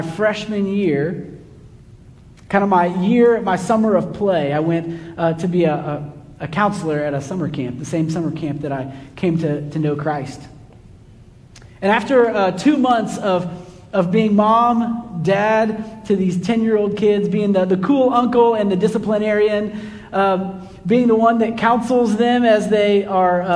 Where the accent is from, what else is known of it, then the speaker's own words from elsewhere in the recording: Kansas City, United States; moved away as an adult; also born or lived in Livingston, Texas; now in Texas, United States; Growing up in Kansas City, I had some Highland Park roommates